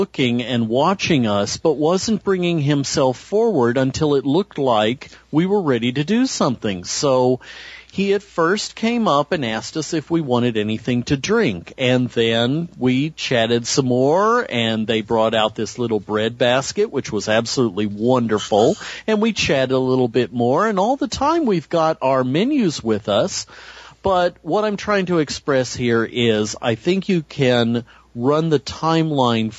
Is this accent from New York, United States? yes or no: no; California, United States; I'm the Californian